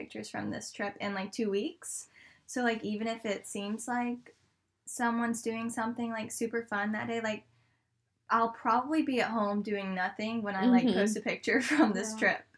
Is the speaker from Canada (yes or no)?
no; Carrollton, Georgia, United States; my hometown in Carrollton